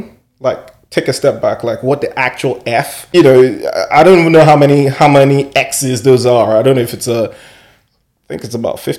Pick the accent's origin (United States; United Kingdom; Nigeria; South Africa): Nigeria; moved away; coming from Nigeria, I'm Nigerian at birth, and coming from Nigeria